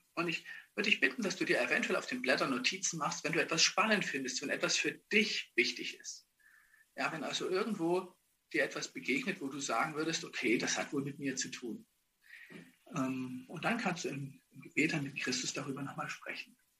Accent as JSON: {"language": "German", "town": "Ottendorf-Okrilla", "region": "Saxony", "country": "Germany", "tie": "born or raised there", "also_born_or_lived": "Dresden", "moved": "yes", "said": "ich bin in Ottendorf vor Grilla groß geworden"}